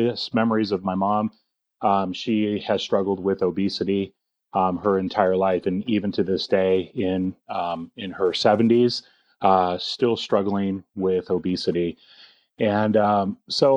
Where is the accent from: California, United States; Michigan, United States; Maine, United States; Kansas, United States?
California, United States; Orange County; born and raised in Orange County, California